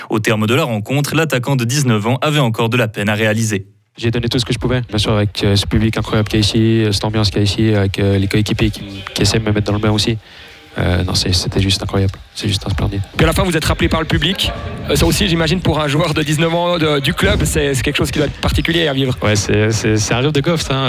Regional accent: Beirut, Beirut Governorate, Lebanon; je suis de Beyrouth

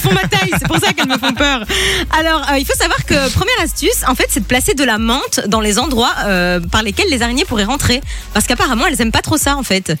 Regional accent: Italy; je suis italienne

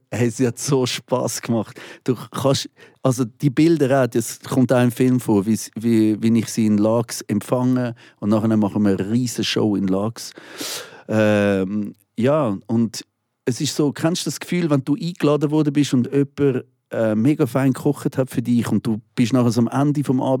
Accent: Switzerland; Weil die Leute sollen hören, ich komme aus der Schweiz.

